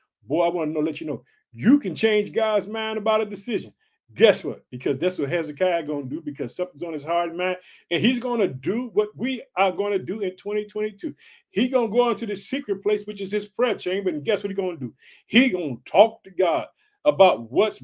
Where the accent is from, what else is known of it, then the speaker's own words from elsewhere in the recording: Illinois, United States; also born or lived in Chicago; my home state, Illinois. I reside in the city of Chicago